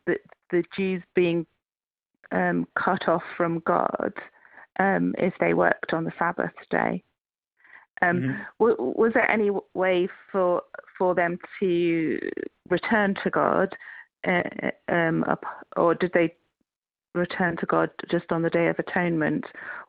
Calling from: Cambridge, East of England, United Kingdom

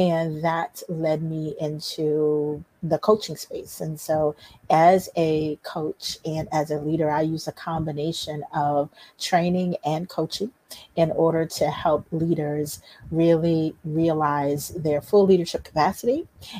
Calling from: District Heights, Maryland, United States; I am in District Heights, Maryland, which is right outside of Washington, D.C.

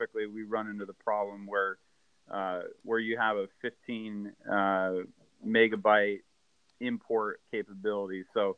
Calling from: Vancouver, Washington, United States; And I'm calling from Washington State. I'm in a little city called Vancouver, not Vancouver, BC, but Vancouver, Washington.

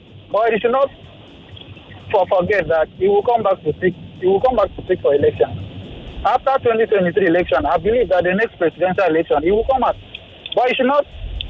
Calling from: Ikoyi, Lagos, Nigeria; I'm reaching from Ikoyi right now.

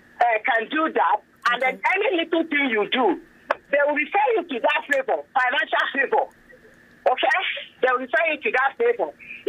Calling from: Egbeda, Lagos, Nigeria; I'm calling from Egbeda.

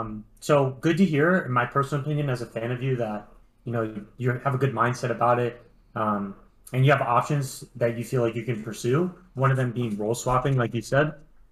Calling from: Connecticut, United States

